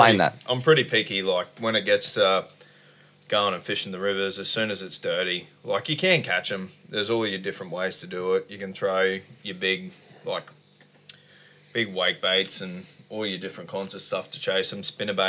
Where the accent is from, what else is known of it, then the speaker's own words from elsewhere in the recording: Blackwater, Queensland, Australia; also born or lived in Dysart; I grew up in Blackwater, pretty much. I was in Dysart first and then Blackwater.